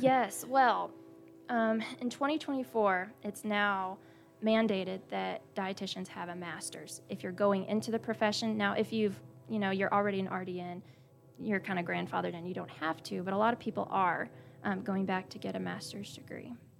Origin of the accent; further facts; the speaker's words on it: Splendora, Texas, United States; I grew up in Splendora, but I went to Cleveland High School